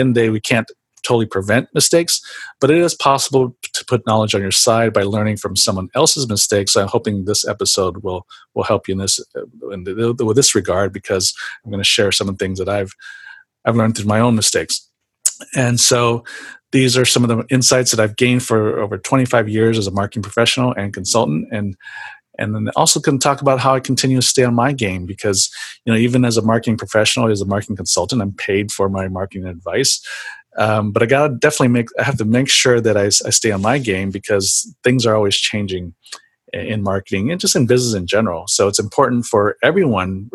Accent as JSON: {"language": "English", "town": "San Jose", "region": "California", "country": "United States", "tie": "born or raised there", "said": "growing up in San Jose, I went to San Jose State University"}